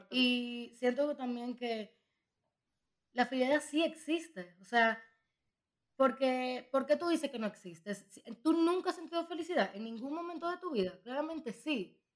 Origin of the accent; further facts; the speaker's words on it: Dominican Republic; moved away; also born or lived in Madrid; yo soy dominicana.